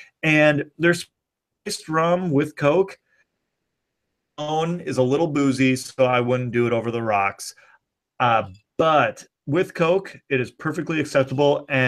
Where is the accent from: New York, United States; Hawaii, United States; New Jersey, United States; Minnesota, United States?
Minnesota, United States; I grew up and live in the Midwest, more specifically Minnesota. I'm of German-Irish heritage